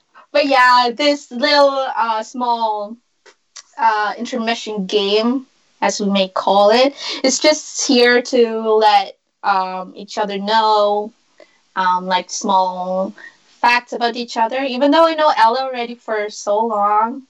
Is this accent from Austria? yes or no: yes; Vienna, Austria; living and born and raised in Vienna, Austria.